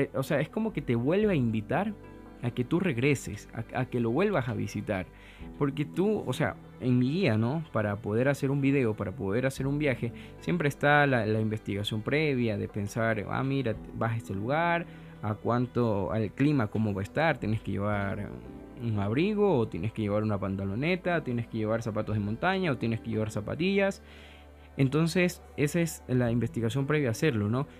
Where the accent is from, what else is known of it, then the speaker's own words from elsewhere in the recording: Ecuador; soy un cocinero ecuatoriano